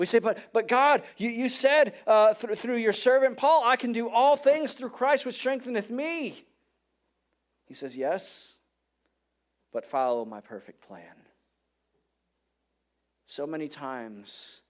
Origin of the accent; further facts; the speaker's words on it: Detroit, Michigan, United States; moved away; I'm from Detroit. I grew up in Detroit